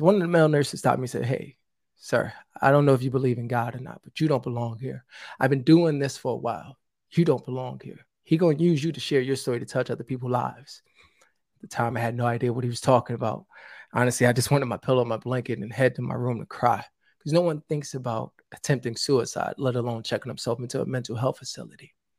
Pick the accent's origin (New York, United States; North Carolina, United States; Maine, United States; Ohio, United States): New York, United States; New York City; I'm originally from the South Bronx.